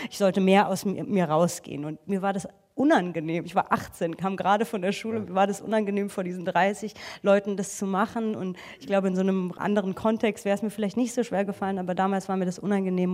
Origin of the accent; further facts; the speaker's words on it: Frankfurt, Hesse, Germany; ich komme eigentlich aus Frankfurt